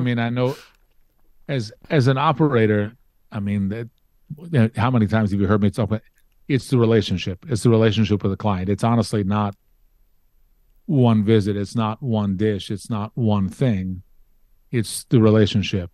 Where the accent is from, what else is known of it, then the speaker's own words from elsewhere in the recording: Baltimore, Maryland, United States; growing up in Baltimore